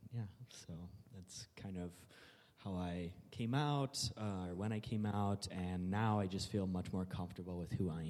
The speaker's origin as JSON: {"language": "English", "town": "Tinley Park", "region": "Illinois", "country": "United States", "said": "I am originally from Tinley Park, Illinois, so like 45 minutes south"}